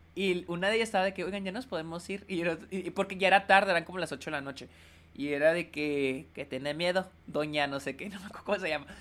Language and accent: Spanish; Mexico; now in El Paso, United States; En México no solemos usar esta palabra